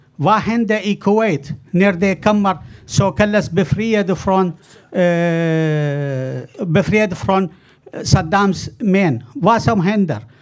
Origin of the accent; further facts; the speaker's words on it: Iraq; now in Sweden; Jag kommer från början från Irak